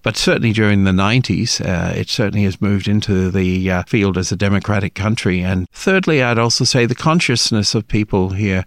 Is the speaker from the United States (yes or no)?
no; Australia